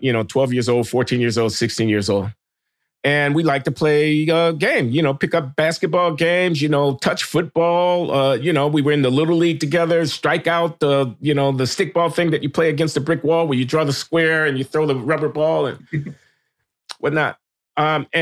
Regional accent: Chicago, Illinois, United States; when we were growing up in Chicago

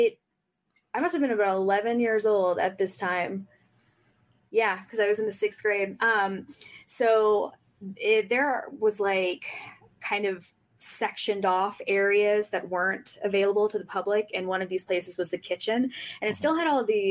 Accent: Oxford, Mississippi, United States; I grew up in William Faulkner's house in Mississippi

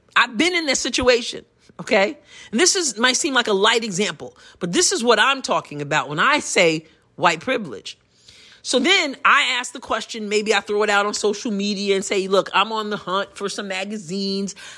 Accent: United States; I'm a Christian before I'm anything else, before I'm an American even

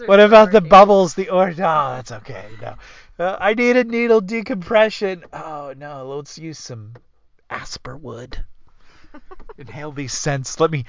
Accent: the South, United States; because I'm from the South.

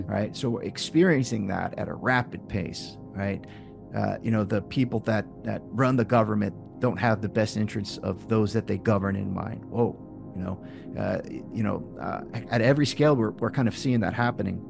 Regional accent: Tarpon Springs, Florida, United States; in my hometown in Tarpon Springs, Florida.

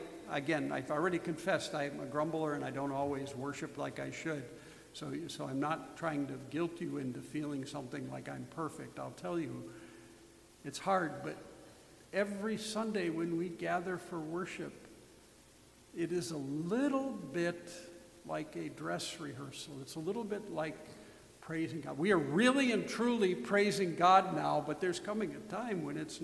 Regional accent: United States; we were Americans

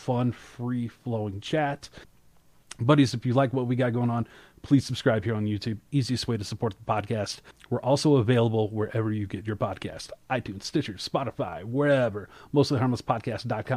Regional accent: Shreveport, Louisiana, United States; moved away as an adult; also born or lived in Colorado Springs, Colorado; I grew up in West Louisiana

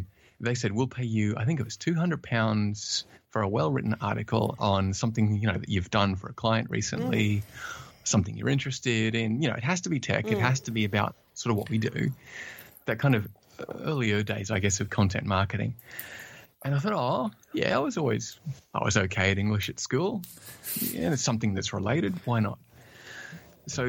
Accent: Australia; accent: Australian; I'm, as said earlier, I'm originally from Australia, though I'm told I have lost a bit of the Australian accent.

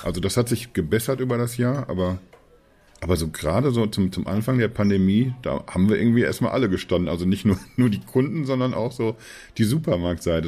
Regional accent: Germany; als, als Deutsche

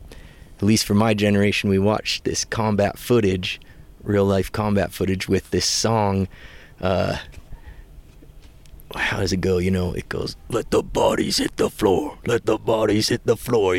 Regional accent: Cascade Mountains, Pacific Northwest, United States; I grew up in the Pacific Northwest, Cascade Mountains

